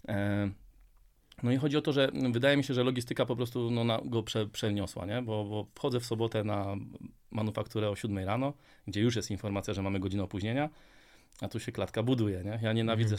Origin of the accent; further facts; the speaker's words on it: Częstochowa, Silesian Voivodeship, Poland; jestem z Częstochowy